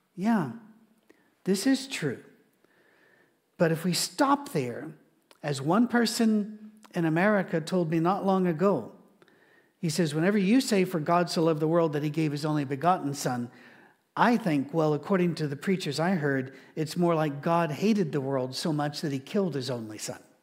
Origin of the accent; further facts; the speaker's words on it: Scotland, United Kingdom; I'm Scottish